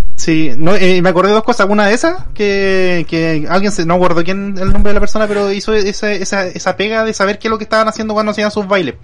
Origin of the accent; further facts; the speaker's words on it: Concepción, Biobío, Chile; cuando era chico, viví en Conce toda mi vida